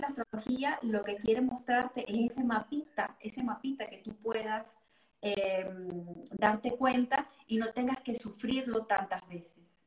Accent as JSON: {"language": "Spanish", "country": "Venezuela", "tie": "born or raised there", "moved": "as an adult", "lives_now": "Geneva, Switzerland", "said": "nací y crecí en Venezuela y me vine en el 2016 acá a, Ginebra, Suiza"}